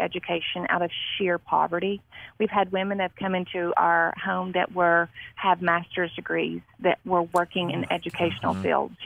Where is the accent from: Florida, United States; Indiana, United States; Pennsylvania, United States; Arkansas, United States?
Arkansas, United States; Marion; now in Jackson, United States; I was born and raised in Marion, Arkansas